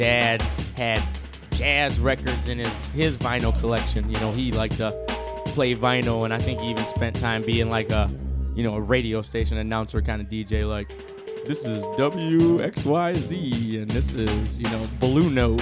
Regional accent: Mount Clemens, Michigan, United States; I grew up in Mount Clemens, Clinton Township area

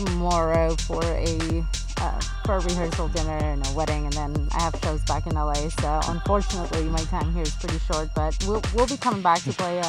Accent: Israel; also born or lived in Mexico City, Mexico; Born in Mexico City, raised in Israel, then moved all over the world. My heritage is European for the most part.

